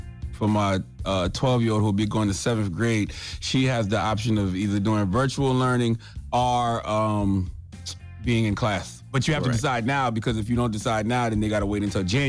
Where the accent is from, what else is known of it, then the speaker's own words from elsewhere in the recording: Moncks Corner, South Carolina, United States; I've been doing an annual backpack giveaway for years now in my hometown of Mount Corner, South Carolina.